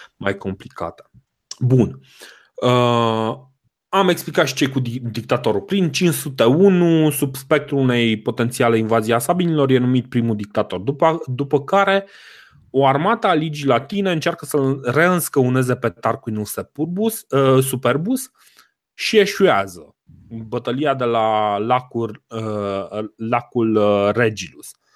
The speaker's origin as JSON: {"language": "Romanian", "country": "Romania", "said": "noi ca români"}